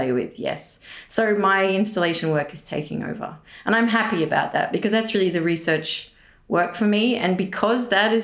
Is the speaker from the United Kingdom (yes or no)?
no; Tasmania, Australia; moved away as an adult; now in Berlin, Germany; I'm from Tasmania, which is like an island underneath Australia, slightly different culturally.